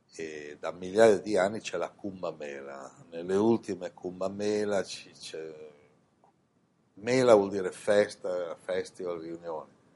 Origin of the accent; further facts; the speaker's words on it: Italy; moved away as an adult; also born or lived in Milan / India; sono nato in Italia